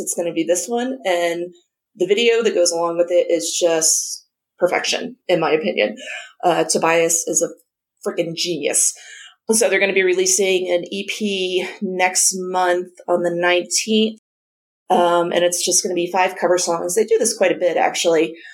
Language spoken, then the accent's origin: English; New Jersey, United States; growing up in New Jersey, we got the New York Times